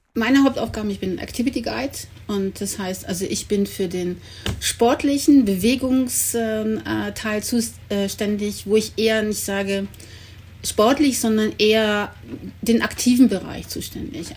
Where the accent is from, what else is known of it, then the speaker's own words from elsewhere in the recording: Cologne, North Rhine-Westphalia, Germany; ich komme aus Köln